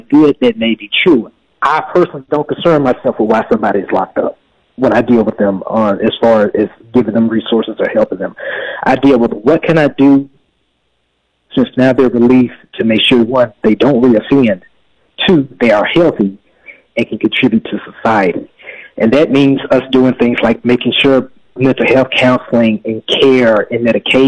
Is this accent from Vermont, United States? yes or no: no; Memphis, Tennessee, United States; moved away as an adult; now in Dallas, United States; I was living in Memphis, Tennessee. That's where I'm originally from. And I moved to Dallas about 3 years ago